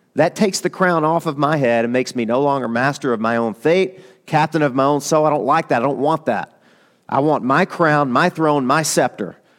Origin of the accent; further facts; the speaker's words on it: Arkansas, United States; I'm from, I'm from Arkansas.